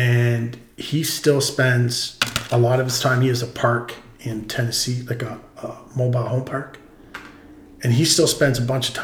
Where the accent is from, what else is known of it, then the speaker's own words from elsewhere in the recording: Ontario, Canada; And when I came out here from Ontario is a complete different breed.